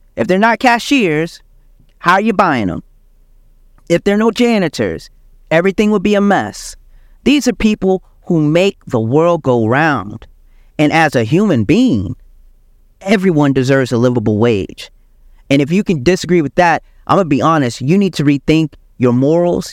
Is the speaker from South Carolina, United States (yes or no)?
yes; South Carolina, United States; also born or lived in Michigan; I was born in Michigan, but I grew up in South Carolina